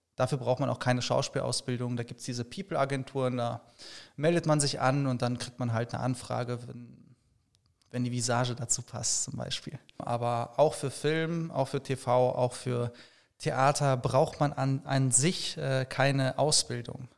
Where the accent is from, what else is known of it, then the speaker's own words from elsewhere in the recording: Paderborn, North Rhine-Westphalia, Germany; moved away as an adult; now in Cologne, Germany; gebürtig aus Paderborn und äh, wohne seit acht Jahren jetzt in Köln